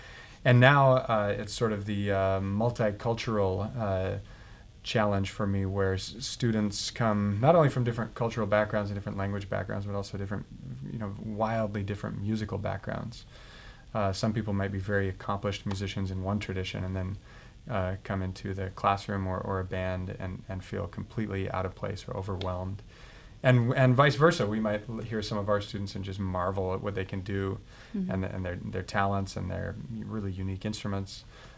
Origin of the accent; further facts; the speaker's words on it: Boston, Massachusetts, United States; I came from Boston, and Boston is an extremely musical city